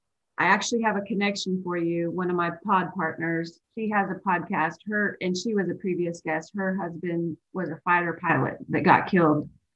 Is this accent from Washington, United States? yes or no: yes; Redmond, Washington, United States; born there; I was born in Redmond, Washington, you know